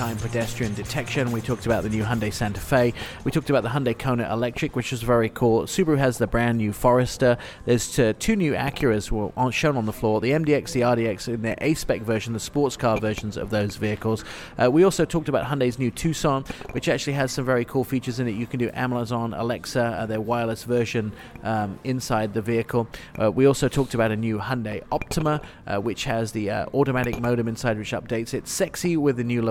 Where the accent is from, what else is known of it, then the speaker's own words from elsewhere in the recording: United Kingdom; I'm British